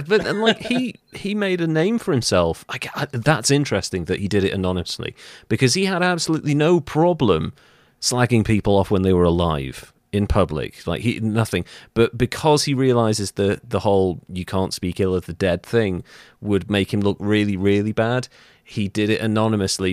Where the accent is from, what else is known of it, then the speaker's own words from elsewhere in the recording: Wales, United Kingdom; I'm Welsh